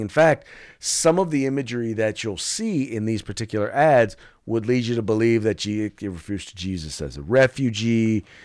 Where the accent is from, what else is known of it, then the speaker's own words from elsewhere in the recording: United States; as an American